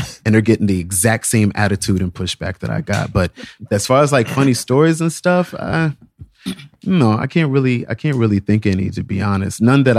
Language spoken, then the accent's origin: English; Virginia, United States; moved away as an adult; also born or lived in Texas, United States; now in New York, United States; You know, I left Texas when I was so young. I was raised more so in Virginia, but I really wouldn't say that was a Virginia sound because I never really fit in there. That's why I ran off to New York, you know?